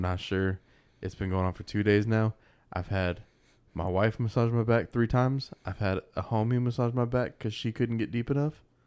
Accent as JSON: {"language": "English", "country": "United States", "said": "As an American"}